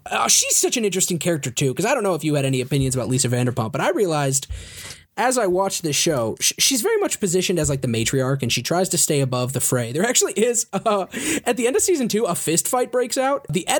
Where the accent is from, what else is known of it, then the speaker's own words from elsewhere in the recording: United Kingdom; I like the part where you made fun of me for being British.